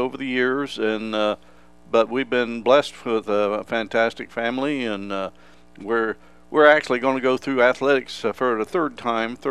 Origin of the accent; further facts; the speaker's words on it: Lancaster, Ohio, United States; Actually, I'm from the Lancaster area. I went to school here in Lancaster